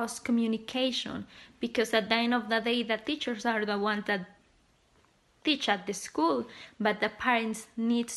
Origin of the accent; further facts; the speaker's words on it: Mexico; I'm from Mexico.